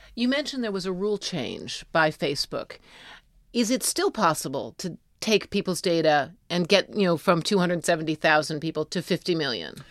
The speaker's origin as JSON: {"language": "English", "country": "United States", "said": "as an American"}